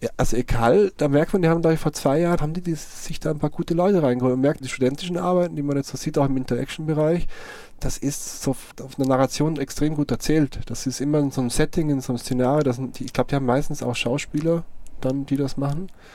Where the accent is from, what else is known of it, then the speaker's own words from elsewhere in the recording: Vorarlberg, Austria; moved away as an adult; now in Cologne, Germany; es kann sein, dass ich irgendwann mal wieder in meine Heimat zurückgehe